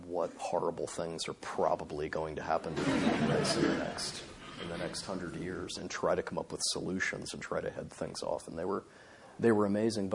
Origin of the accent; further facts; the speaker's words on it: Indiana, United States; growing up in Indiana